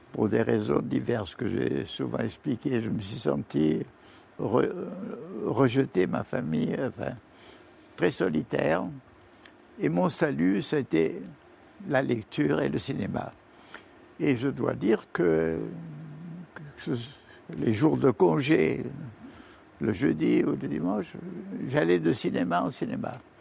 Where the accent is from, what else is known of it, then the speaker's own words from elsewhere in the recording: France; je suis français